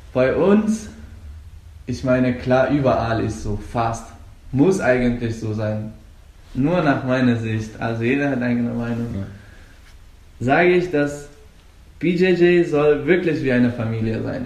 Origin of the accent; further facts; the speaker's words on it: Afghanistan; German is a second language; now in Germany; Und ich komme aus Afghanistan. Ich lebe seit fünf Jahren etwa hier in Deutschland.